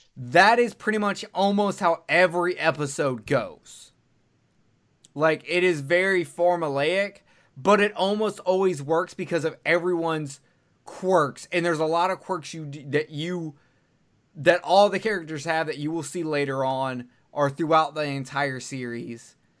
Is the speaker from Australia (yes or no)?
no; Alabama, United States; I'm from Alabama